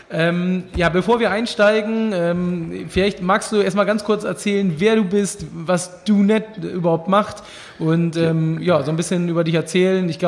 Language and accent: German; Northern Germany, Germany; So als Norddeutscher ist das immer nicht ganz so einfach mit den bayerischen Nachnamen.